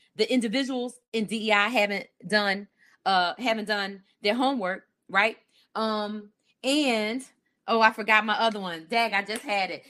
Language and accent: English; Philadelphia, Pennsylvania, United States; I grew up in Philly